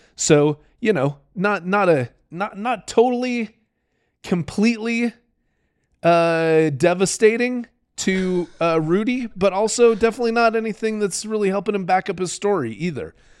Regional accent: Utah, United States; I'm this punk from Utah

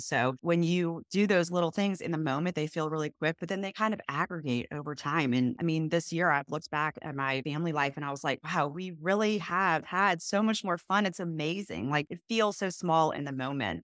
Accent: New Orleans, Louisiana, United States; I am from New Orleans. My husband is as well, and we are now raising our three children there

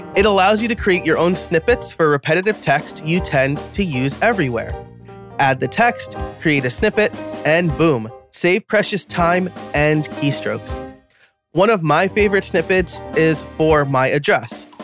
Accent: New York, United States; I'm from New York, which is probably why I talk fast

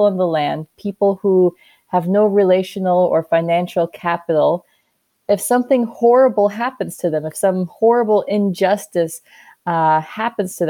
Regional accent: Minnesota, United States; also born or lived in South Carolina / Wheaton, Illinois; now in Austin, United States; grew up in Minnesota

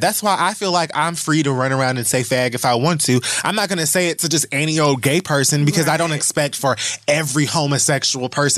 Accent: Miami, Florida, United States; I'm also from Miami

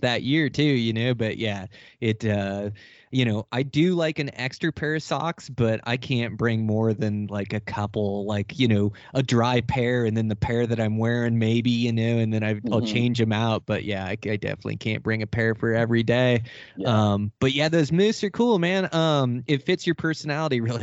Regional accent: Pacific Northwest, United States; I come from the Pacific Northwest

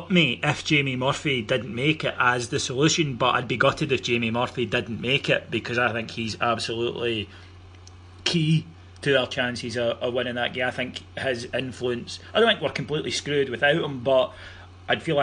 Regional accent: Cameroon; when I was growing up in Cameroon, I, I listened to the BBC World Service to hear tales of Mark McGhee and Davie Provan playing for the, the, the, famous Celtic.

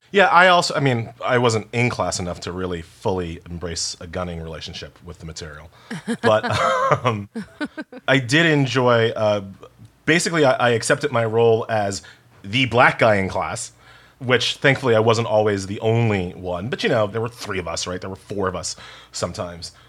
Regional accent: New York, United States; I'm from New York

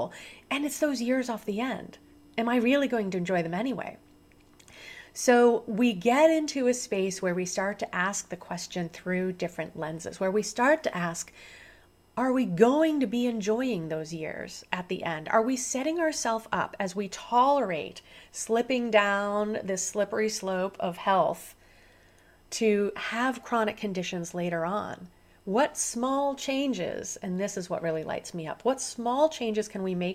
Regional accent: Central Illinois, United States; now in Southern California, United States; I was born here in Southern California, where I live now, but I was raised on a farm in Central Illinois

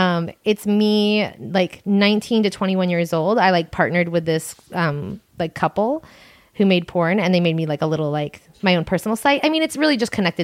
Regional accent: Long Island, New York, United States; Long Island.

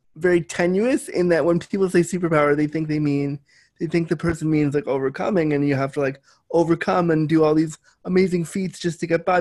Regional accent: Canada; I am Canadian.

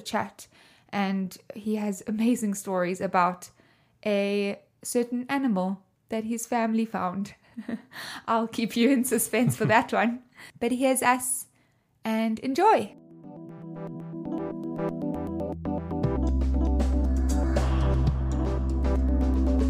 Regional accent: South Africa; I'm from South Africa, as I'm sure you can hear my accent

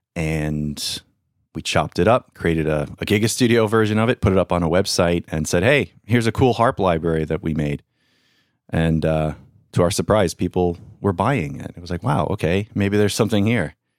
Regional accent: Long Island, New York, United States; I grew up in Long Island, New York

